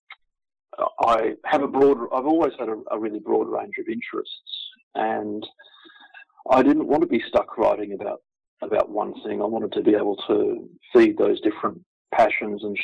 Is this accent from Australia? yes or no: yes; Victoria, Australia; now in Brisbane, Australia; I'm originally from Victoria, so I'd grown up with the sport.